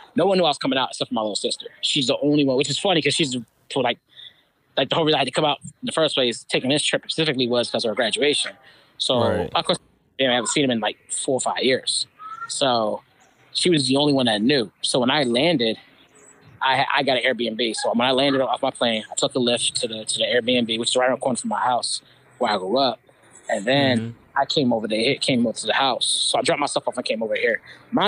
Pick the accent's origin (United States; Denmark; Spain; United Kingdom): United States; Philadelphia, Pennsylvania; moved away; out here in my hometown of Philly